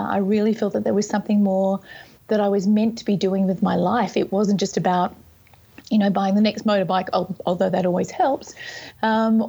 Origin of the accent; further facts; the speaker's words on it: Sydney, New South Wales, Australia; also born or lived in Whistler, Canada; I'm from Sydney, Australia, and also from Whistler, Canada